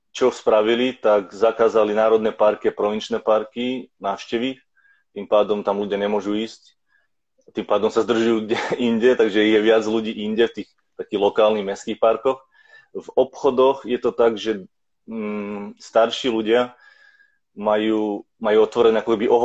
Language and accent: Slovak; Slovakia; now in Vancouver, Canada